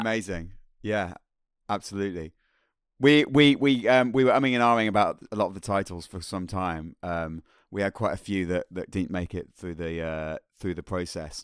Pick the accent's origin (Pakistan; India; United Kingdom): United Kingdom; Birmingham, West Midlands; the people that I grew up with in Birmingham